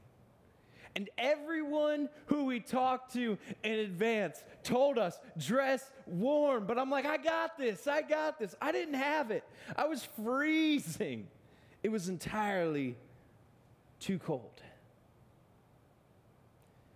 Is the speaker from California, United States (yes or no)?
no; Akron, Ohio, United States; Born and bred in Akron, Ohio